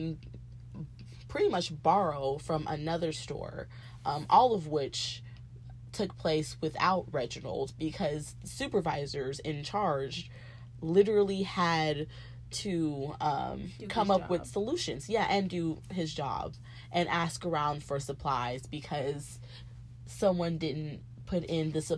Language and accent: English; the South, United States; we're from the South